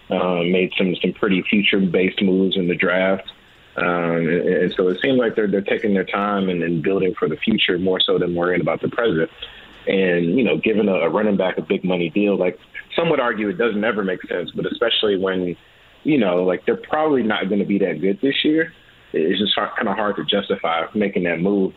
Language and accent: English; St. Louis, Missouri, United States; now in Las Vegas, United States; I'm from St. Louis, man.